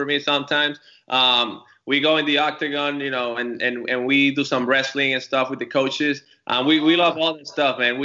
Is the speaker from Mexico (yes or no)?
no; Puerto Rico; I'm from Puerto Rico